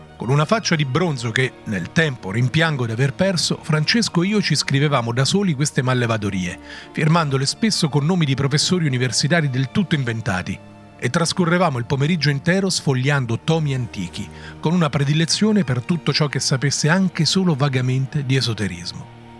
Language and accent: Italian; area near Rome, Lazio, Italy; Per chi non è delle mie parti fare sega significa marinare la scuola